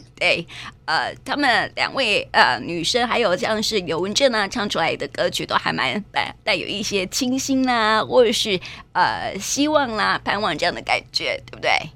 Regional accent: Taiwan; 我们台湾人的兰花热

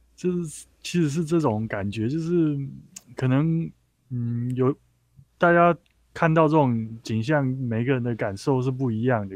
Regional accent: Taichung, Taiwan; 像我的故乡台中

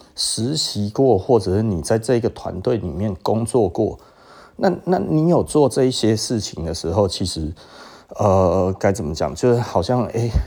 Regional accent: Taiwan; 日本人其实是伤害我们台湾人的

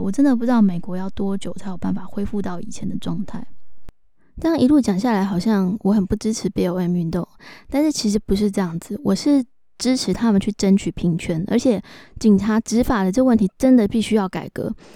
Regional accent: Taiwan; 我们是台湾人，我们是亚洲人

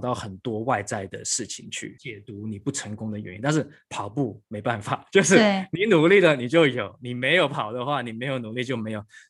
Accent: Hong Kong; also born or lived in United States; now in Taiwan; 我小时候呃出生在香港，然后求学过程一直都在香港跟美国。那我是一九九九年大学毕业之后呢，就回到台湾

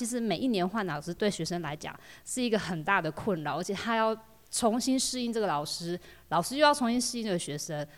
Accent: Taitung City, Taitung County, Taiwan; moved away as an adult; also born or lived in Changguang, Changbin Township, Taitung County; now in Fuli, Taiwan; 台东市人，市区的小孩

